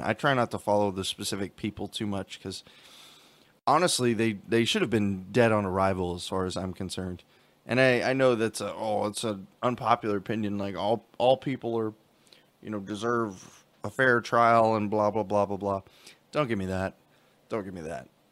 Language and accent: English; United States; we have as Americans